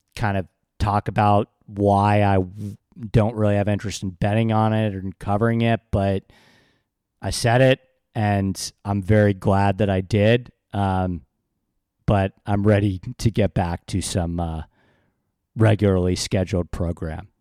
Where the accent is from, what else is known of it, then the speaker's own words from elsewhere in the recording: New York, United States; I grew up in New York